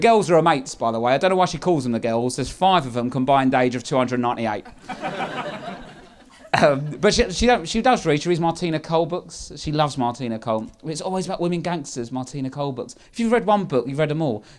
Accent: London, United Kingdom; I'm from South East London, Lewisham.

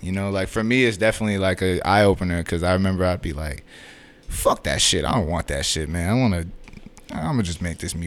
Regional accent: Boston, Massachusetts, United States; I grew up in Dorchester, Massachusetts.

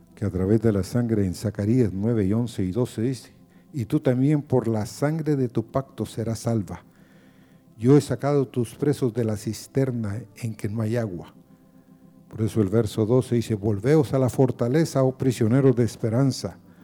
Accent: Honduras; Como hondureños

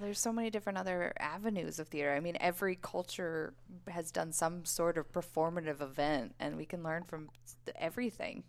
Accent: Boulder, Colorado, United States; born and raised in Boulder, Colorado.

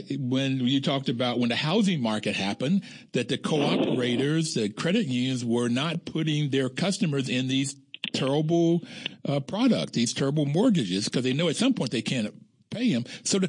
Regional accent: West Virginia, United States; I'm from West Virginia, and I know these small communities

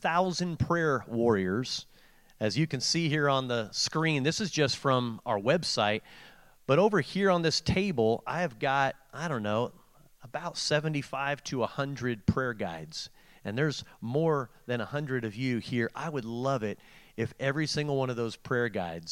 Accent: Portland, Oregon, United States; growing up in Portland, Oregon

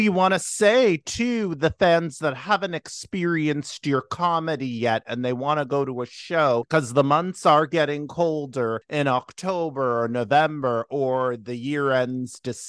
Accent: Toronto, Ontario, Canada; also born or lived in Durham Region, Ontario; I was raised in Scarborough and a little bit of Durham region

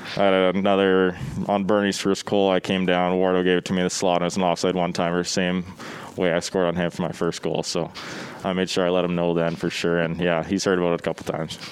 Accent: Brandon, Manitoba, Canada; born or raised there

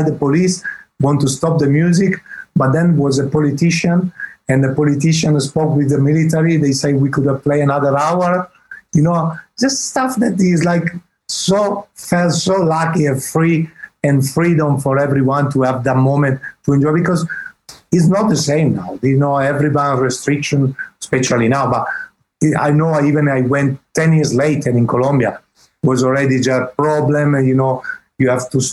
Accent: Italy; accent: Italian English; English is a second language; my English is Italian English

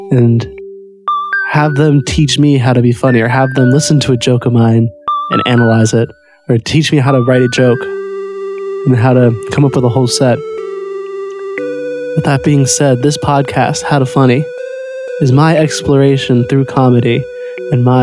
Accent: Peoria, Illinois, United States; I'm not a New Yorker. My home's in Peoria, Illinois, and uh, I'm from an average type family.

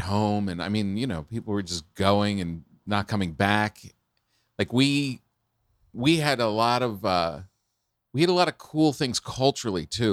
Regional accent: New Jersey, United States; where I grew up in New Jersey

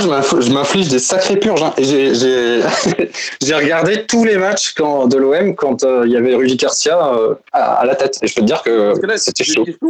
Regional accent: Mulhouse, Grand Est, France; je suis alsacien, je viens de Mulhouse

